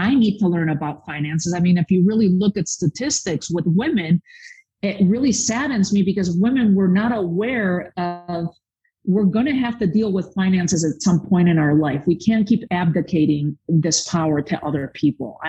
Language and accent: English; Spain; now in United States; I was born and raised in Spain